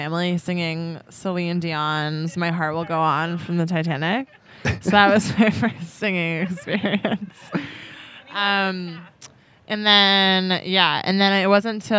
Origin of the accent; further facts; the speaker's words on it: Bristol, Connecticut, United States; moved away as an adult; also born or lived in Montreal; I grew up in Bristol, Connecticut for 18 years to be exact